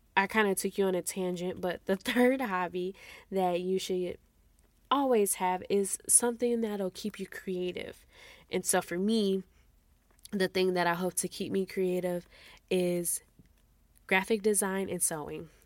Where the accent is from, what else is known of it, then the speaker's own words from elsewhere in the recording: Midwest, United States; moved away as an adult; now in Texas, United States; I'm from the Midwest, and we actually moved out to Texas a month after our wedding.